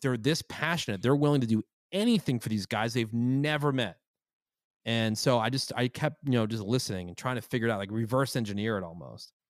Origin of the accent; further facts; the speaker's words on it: Plainsboro, New Jersey, United States; now in Los Angeles, United States; my hometown of Plainsboro, New Jersey